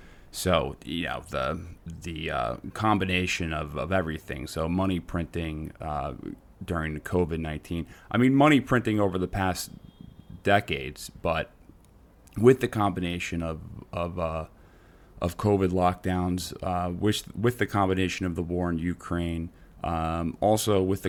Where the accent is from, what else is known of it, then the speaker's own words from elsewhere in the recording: Netherlands; I'm from Holland. Isn't that weird?